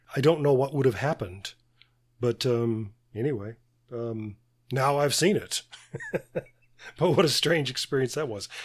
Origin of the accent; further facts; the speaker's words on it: Birmingham, Alabama, United States; my hometown of Birmingham, Alabama.